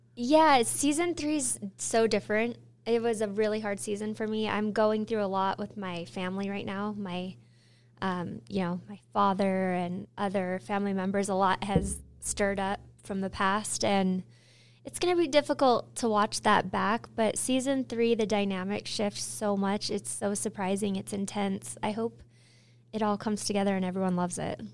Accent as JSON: {"language": "English", "region": "Utah", "country": "United States", "tie": "born or raised there", "said": "born and raised in Utah"}